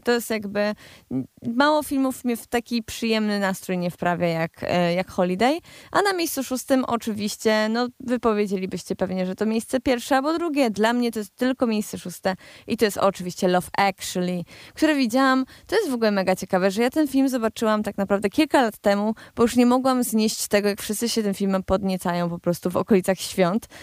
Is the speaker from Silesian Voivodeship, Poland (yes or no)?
yes; Cieszyn Silesia, Silesian Voivodeship, Poland; ja jestem ze Śląska, ja, ze Śląska Cieszyńskiego